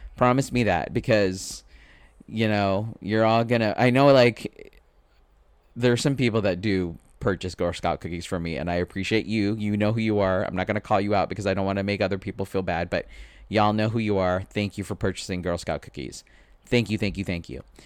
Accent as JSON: {"language": "English", "country": "Philippines", "said": "I'm Filipino. It's my culture to feed people."}